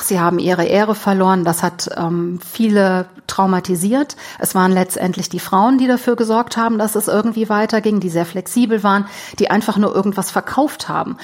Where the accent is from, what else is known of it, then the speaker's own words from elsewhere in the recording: Germany; now in Moscow, Russia; wir als Deutsche